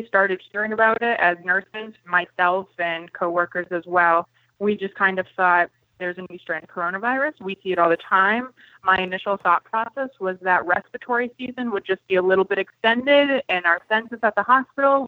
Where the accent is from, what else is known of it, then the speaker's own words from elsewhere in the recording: Maine, United States; moved away as an adult; now in Nashville, United States; I'm originally from Maine. I'm a nurse. I have been a nurse for 4 years now. I did 2 years of nursing in Maine, lived there my entire life